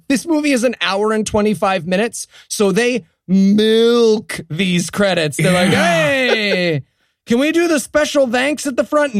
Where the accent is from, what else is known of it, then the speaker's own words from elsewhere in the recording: Binghamton, New York, United States; moved away; my hometown of Binghamton, New York